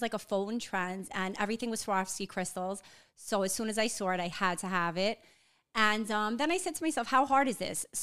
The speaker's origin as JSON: {"language": "English", "town": "New York City", "region": "New York", "country": "United States", "said": "I'm from Whitestone, Queens"}